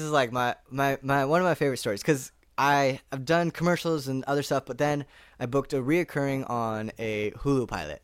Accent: Orinda, California, United States; moved away as an adult; now in Los Angeles, United States; my family, we grew up in a small town called Orinda, which is just twenty minutes outside of San Francisco

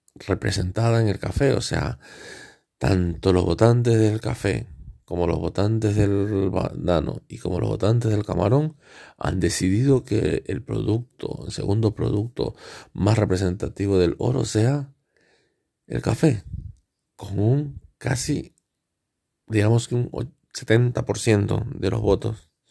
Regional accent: El Oro, Ecuador; la provincia del El Oro en Ecuador, mi país de origen.

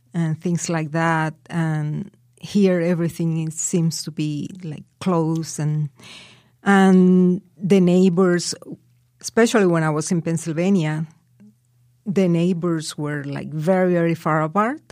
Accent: Colombia; English is a second language; moved away as an adult; now in United States; The first time I traveled out of Colombia was when I came here.

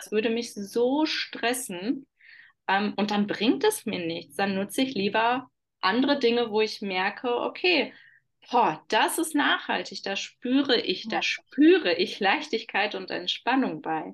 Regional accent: Oberhausen, North Rhine-Westphalia, Germany; ich komme aus Oberhausen, aus äh, ja, der Schleife des Ruhrpots

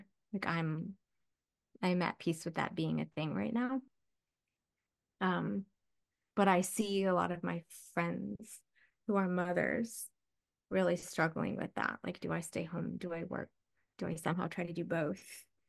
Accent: Midwest, United States; I grew up in the Midwest. Every house had lightning rods on the roof because we had thunderstorms all the time and had old farmhouses

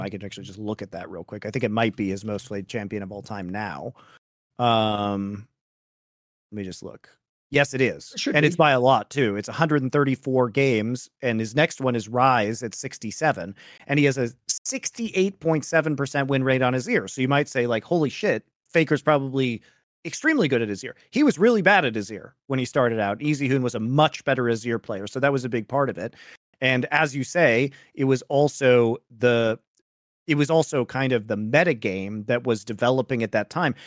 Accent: Colorado, United States; I'm from Colorado

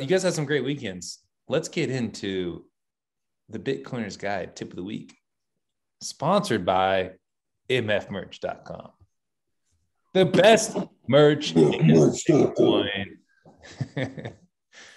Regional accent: Sacramento, California, United States; now in Utah, United States; I went to California. That's where I'm from. I'm in Utah now again. Came back, drove back yesterday. But I'm from Sacramento

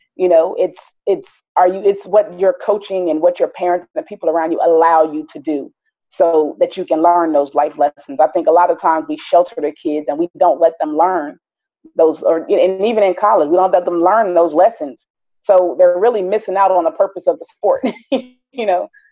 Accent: Philadelphia, Pennsylvania, United States; also born or lived in South Jersey / Wichita, Kansas; now in Georgia, United States; I was born in North Philadelphia

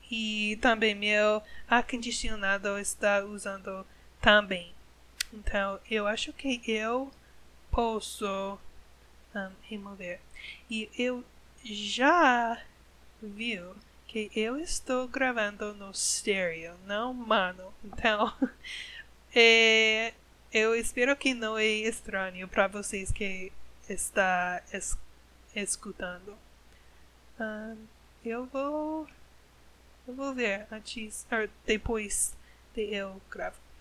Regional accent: United States; Portuguese is a second language; Eu sou americana, eu sou gringa, uma gringa

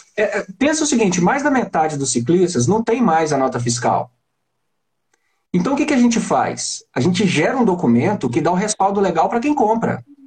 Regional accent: Belo Horizonte, Minas Gerais, Brazil; eu estou em Belo Horizonte

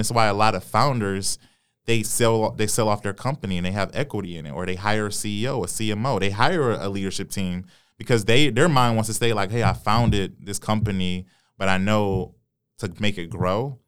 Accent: Detroit, Michigan, United States; I was born and raised on Seven Mile

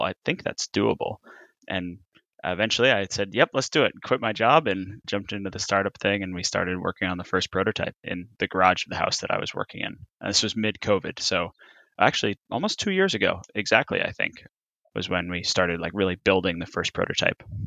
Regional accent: Massachusetts, United States; moved away as an adult; I grew up in Massachusetts

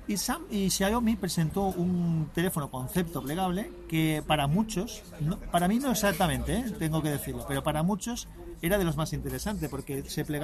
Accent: Bilbao, Basque Country, Spain; Aquí somos

